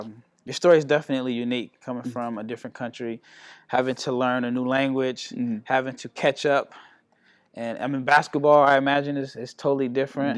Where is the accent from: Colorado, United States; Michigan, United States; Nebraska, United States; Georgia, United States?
Nebraska, United States; moved away as an adult; also born or lived in Mississippi / Turkey; I'm from Nebraska.